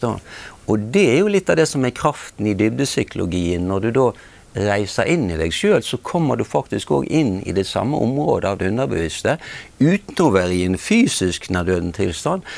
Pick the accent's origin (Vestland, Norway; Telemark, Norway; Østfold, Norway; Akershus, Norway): Vestland, Norway; Bergen; jeg er blitt fortalt at jeg er født i, i Bergen i 1952